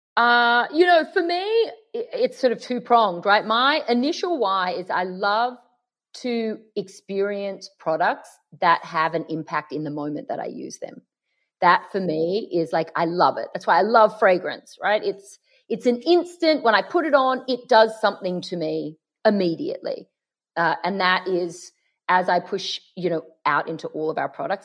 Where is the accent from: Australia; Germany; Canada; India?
Australia; Sydney, New South Wales; accent: Aussie; now in Los Angeles, United States; you're in London and I'm in LA, but we're both from Sydney.